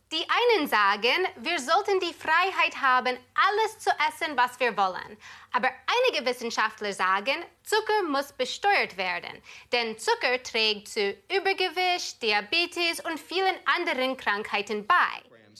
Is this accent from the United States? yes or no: yes; United States; moved away as an adult; now in Germany; Da komme ich her, aus den USA.